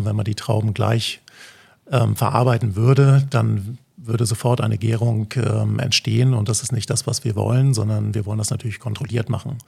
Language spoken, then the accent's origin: German; Flensburg, Schleswig-Holstein, Germany; accent: northern German; moved away as an adult; also born or lived in Hamburg; now in Mallorca, Spain; Ich bin, äh, wie man das wahrscheinlich auch hört, aus Norddeutschland, okay. gebürtiger Flensburger, aber lebe, habe die letzten 20 Jahre eigentlich in, in, Hamburg gelebt